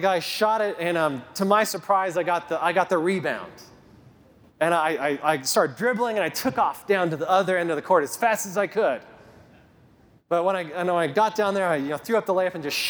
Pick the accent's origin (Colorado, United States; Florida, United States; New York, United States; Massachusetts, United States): Colorado, United States; Kit Carson; I grew up in Kit Carson, Colorado. We didn't move here till I was in ninth grade